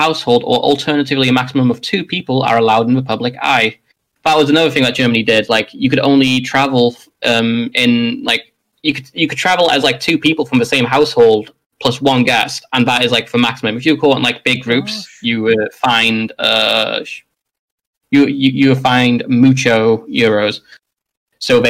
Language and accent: English; Wales, United Kingdom; As Welsh people